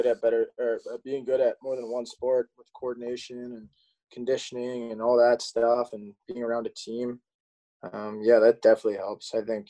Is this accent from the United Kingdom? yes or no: no; Canada; But growing up in Canada, I was kind of had one way to go, right?